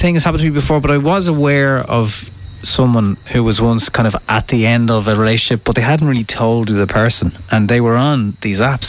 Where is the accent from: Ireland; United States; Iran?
Ireland; Ireland's a small place.